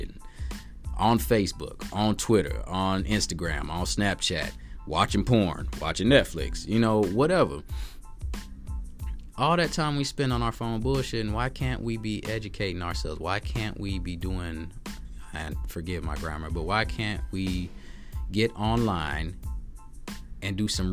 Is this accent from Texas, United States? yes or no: yes; Texas, United States; I'm from Texas